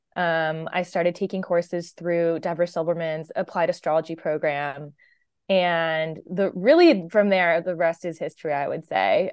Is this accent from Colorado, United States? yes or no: no; Washington, District of Columbia, United States; moved away as an adult; now in California, United States; I grew up in the Washington, D C area. Um, so actually pretty far from where I live now in California